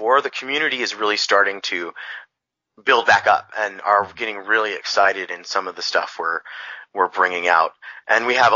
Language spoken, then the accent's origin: English; Bay Area, California, United States; moved away as an adult; also born or lived in Hollister, California; now in Los Banos, United States; when I grew up in the Bay Area